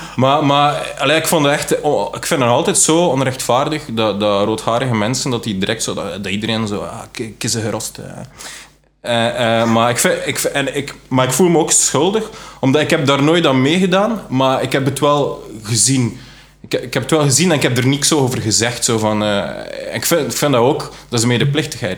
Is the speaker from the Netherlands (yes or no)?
no; West Flanders, Belgium; also born or lived in Leuven; Ik kom uit West-Vlaanderen